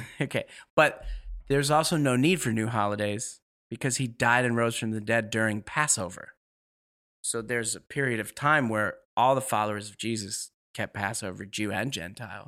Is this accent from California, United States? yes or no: no; New York City, New York, United States; moved away as an adult; also born or lived in Ashland, Oregon; now in Seattle, United States; I grew up in New York